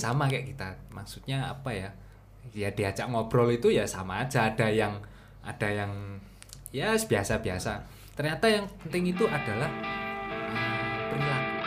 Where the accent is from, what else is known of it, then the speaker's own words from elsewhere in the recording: Madiun, East Java, Indonesia; moved away as an adult; also born or lived in Malang; saya itu asli orang Madiun, dari kecil dibesarkan di Madiun sampai SMA.